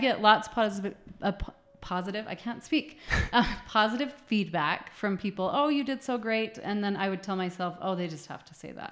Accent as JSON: {"language": "English", "region": "Utah", "country": "United States", "tie": "born or raised there", "said": "I grew up in Utah"}